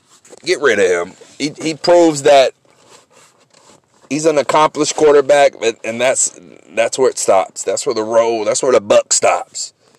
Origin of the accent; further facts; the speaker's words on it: San Francisco, California, United States; I'm from San Francisco.